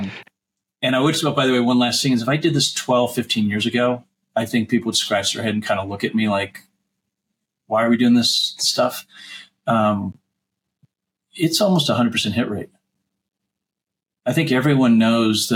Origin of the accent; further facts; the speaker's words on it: La Jolla, California, United States; also born or lived in New York; We left New York and I grew up in La Jolla